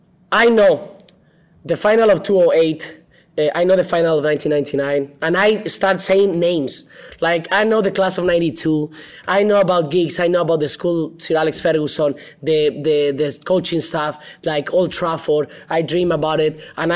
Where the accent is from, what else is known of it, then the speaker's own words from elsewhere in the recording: Guadalajara, Jalisco, Mexico; he was speaking from Manchester and I was from Guadalajara, and the first time we spoke.